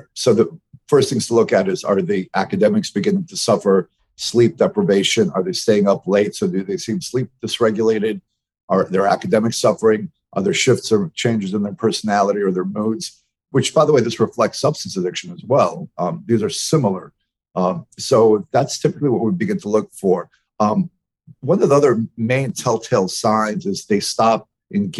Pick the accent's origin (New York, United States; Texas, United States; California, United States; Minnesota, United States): New York, United States; New York City; I'm from New York City. I was raised as a in a very open part of New York City